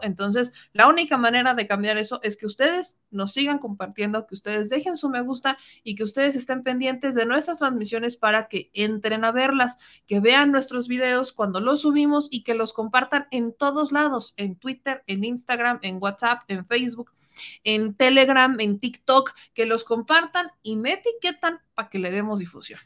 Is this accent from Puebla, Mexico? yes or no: yes; Puebla, Mexico; con los que somos de Puebla